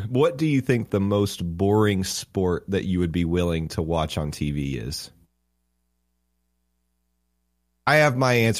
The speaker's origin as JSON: {"language": "English", "town": "Knoxville", "region": "Tennessee", "country": "United States", "tie": "born or raised there", "moved": "yes", "lives_now": "Orlando, United States", "said": "I currently live in Orlando, Florida, but I was born and raised on Rocky Top, right in the shadow of Ayers Hall, essentially. I lived right down the road in South Knoxville."}